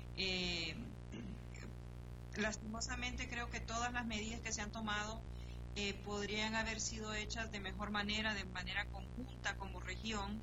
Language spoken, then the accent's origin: Spanish; Honduras